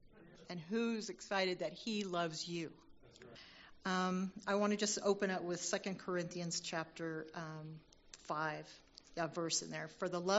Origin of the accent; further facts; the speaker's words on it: Virginia, United States; born there; I was born in Virginia … I'm a military brat, and that's just an endearing way to say that I was born into a family of an active duty service member.